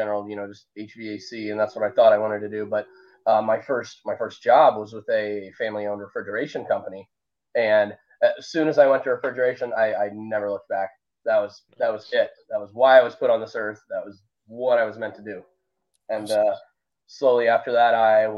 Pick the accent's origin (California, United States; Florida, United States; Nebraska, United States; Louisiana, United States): Nebraska, United States; Omaha; I'm from Omaha, Nebraska.